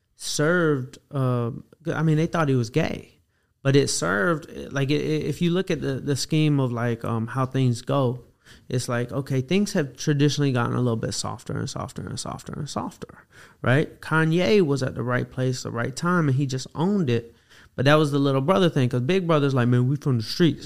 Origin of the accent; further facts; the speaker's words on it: Atlanta, Georgia, United States; I grew up in Atlanta